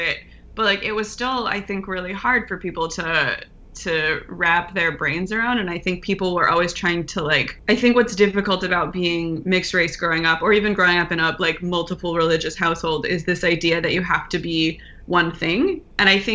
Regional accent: Houston, Texas, United States; now in Los Angeles, United States; So I grew up in Houston, Texas. I was born in Houston

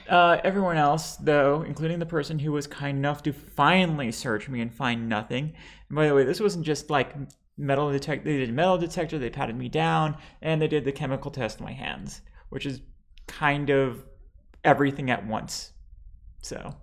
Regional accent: Lebanon; now in United States; I am bi trans Lebanese

